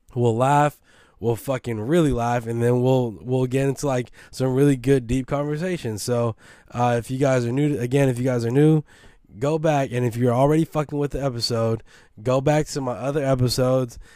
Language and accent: English; San Francisco, California, United States; I'm from Baby Hunter's Point